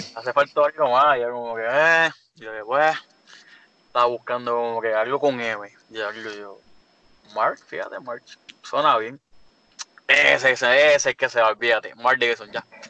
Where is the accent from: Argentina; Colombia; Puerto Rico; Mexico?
Puerto Rico; Caguas; yo soy de Cagua también